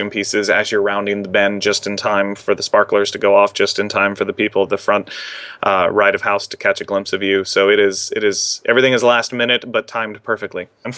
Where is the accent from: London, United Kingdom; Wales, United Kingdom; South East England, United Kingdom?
London, United Kingdom; So it's always funny to watch them tell a girl from London that her accent is mediocre at best.